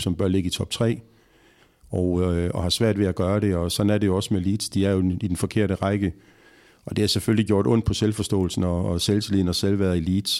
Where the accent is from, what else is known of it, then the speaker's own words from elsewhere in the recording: Horsens, Central Denmark Region, Denmark; jeg jo fra Horsens og har mm. spillet mest i Horsens